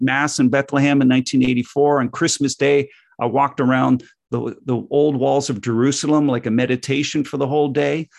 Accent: Canada; growing up in North America

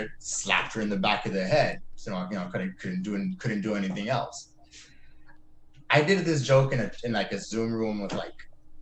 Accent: Mission, Texas, United States; now in Austin, United States; I'm from Mission, Texas

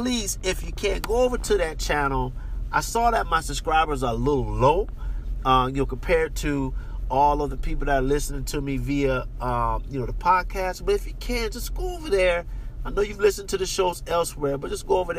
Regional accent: United States; moved away; I'm American

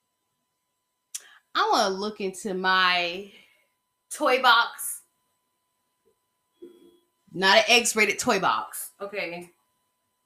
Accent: Georgia, United States; here in Georgia

